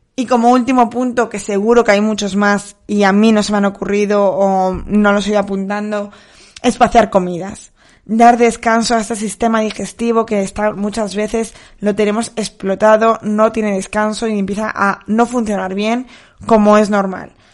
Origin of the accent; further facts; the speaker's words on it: Soria, Castile and León, Spain; la piscina de mi pueblo está muy fría. Llevo bañándome allí, pues, 32 años que tengo